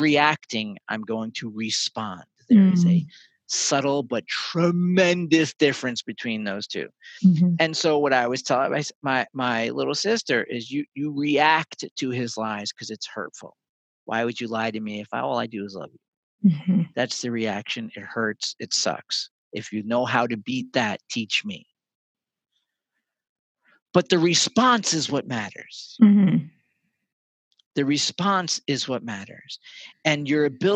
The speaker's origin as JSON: {"language": "English", "area": "North Shore of Long Island", "region": "New York", "country": "United States", "tie": "born or raised there", "said": "I grew up on the North Shore of Long Island."}